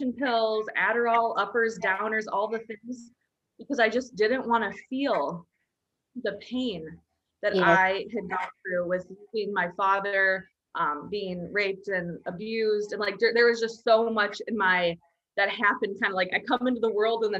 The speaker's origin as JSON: {"language": "English", "region": "Minnesota", "country": "United States", "tie": "born or raised there", "said": "where I grew up in Minnesota in a small town"}